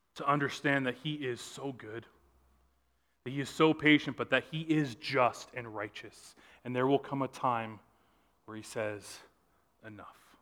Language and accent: English; Southern California, United States; I grew up in Southern California